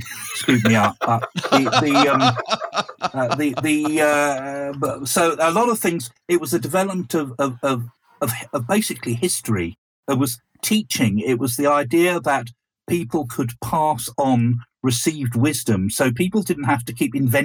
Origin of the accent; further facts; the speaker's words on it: East Sussex, South East England, United Kingdom; so we grew up in East Sussex, the land of Scientology and anthroposophy